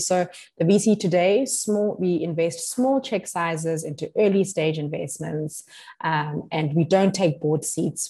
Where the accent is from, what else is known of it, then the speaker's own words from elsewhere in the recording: South Africa; as South African